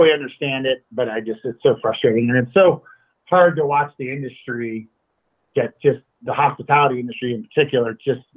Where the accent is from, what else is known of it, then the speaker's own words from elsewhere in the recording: United States; I'm an American